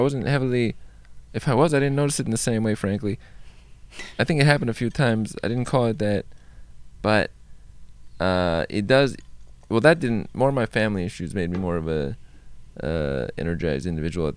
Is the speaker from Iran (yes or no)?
yes; Iran; I was born in Iran